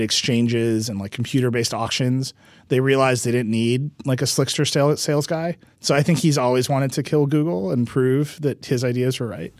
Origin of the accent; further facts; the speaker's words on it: Mount Pleasant, Wisconsin, United States; moved away; the place that I grew up